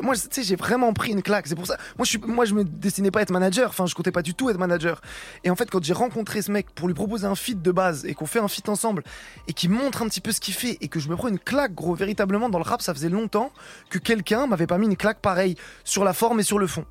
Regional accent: Rouen, Normandy, France; je suis de Normandie, je suis de Rouen.

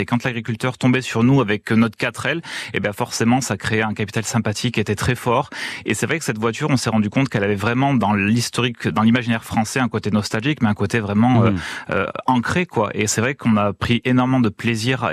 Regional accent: Valence, Auvergne-Rhône-Alpes, France; moved away; je suis valentinois de cœur et de, de, de, naissance, donc je suis très attaché à mon département de naissance

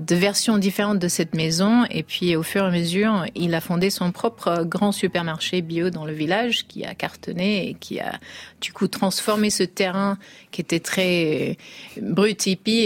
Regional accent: United States; étant américaine

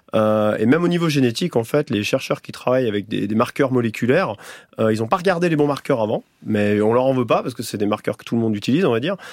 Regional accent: Chartreuse, Auvergne-Rhône-Alpes, France; j'ai grandi dans la Chartreuse

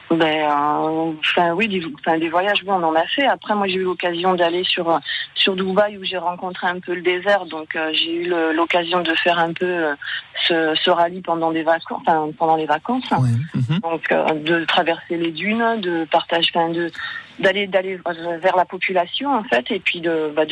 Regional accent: Normandy, France; puisque toutes les deux, nous sommes originaires de, de Normandie et catalanes d'adoption, d'où le nom des Catamandes.

